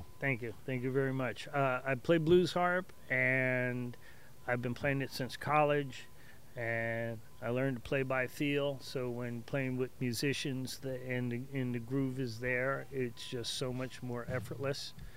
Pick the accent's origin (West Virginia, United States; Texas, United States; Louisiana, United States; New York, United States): New York, United States; Hicksville; also born or lived in Perth Amboy, New Jersey; I consider myself a Hicksvillian. I've been there since about the age of eleven